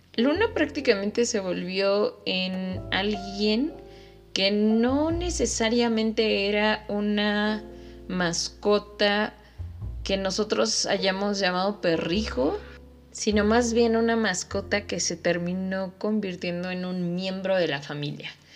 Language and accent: Spanish; Mexico City, Mexico; moved away; yo soy de la Ciudad de México